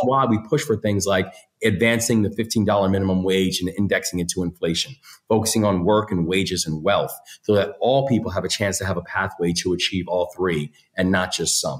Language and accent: English; Maryland, United States; in my home state, I'm a third generation Marylander.